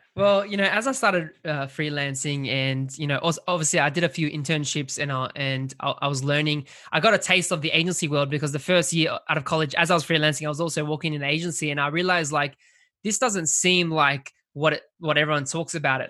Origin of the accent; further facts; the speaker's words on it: Australia; I'm from Australia